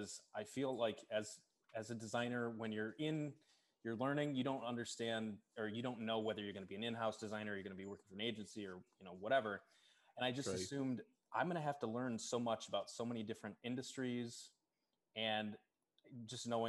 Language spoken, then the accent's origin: English; Kalamazoo, Michigan, United States; moved away as an adult; now in Chicago, United States; my hometown is Kalamazoo, Michigan.